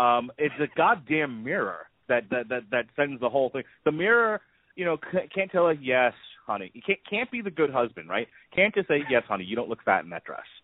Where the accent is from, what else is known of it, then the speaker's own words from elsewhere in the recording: New York, United States; now in Tampa, United States; I grew up in New York